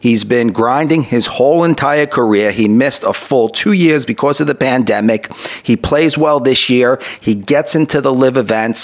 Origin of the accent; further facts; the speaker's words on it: New York, United States; accent: New York; I'm from New York, I'm sure you could tell by my accent